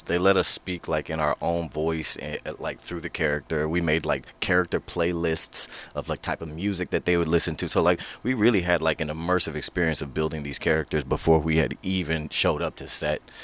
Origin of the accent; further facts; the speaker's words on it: Houston, Texas, United States; now in Los Angeles, United States; I'm from Houston, Texas